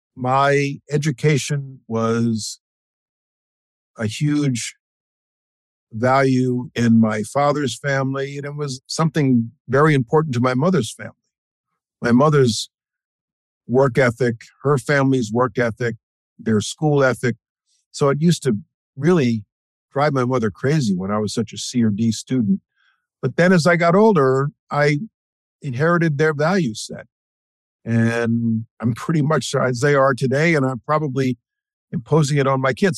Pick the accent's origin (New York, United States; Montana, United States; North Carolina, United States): New York, United States; I was born in New York. I'm a native New Yorker. I consider this my home.